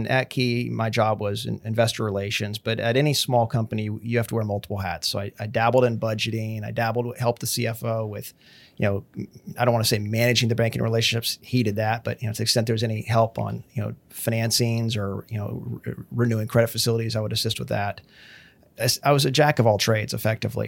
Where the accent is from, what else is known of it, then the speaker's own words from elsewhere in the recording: Pittsburgh, Pennsylvania, United States; moved away as an adult; also born or lived in Bethlehem, Pennsylvania / New York; now in Kingwood, United States; I'm originally from Pittsburgh, Pennsylvania. Moved there when I was 3 years old